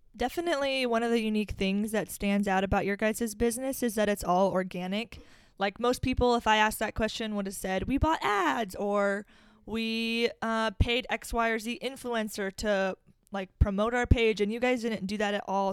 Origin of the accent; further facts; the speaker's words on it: Omaha, Nebraska, United States; we are in my hometown, Omaha, Nebraska